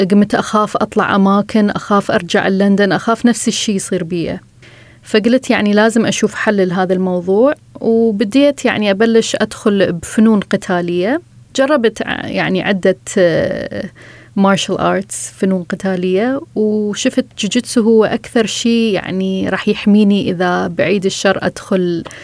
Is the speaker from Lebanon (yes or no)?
no; Iraq; من العراق، وهذه قصتي.